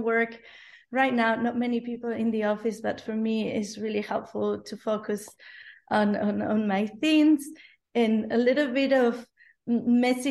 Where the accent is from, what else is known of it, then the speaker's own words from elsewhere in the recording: Spain; English is a second language; now in Berlin, Germany; I'm from Spain originally